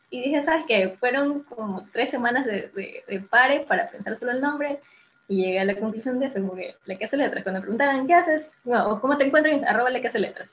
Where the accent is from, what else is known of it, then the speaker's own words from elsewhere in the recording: Guayaquil, Guayas, Ecuador; yo soy de Guayaquil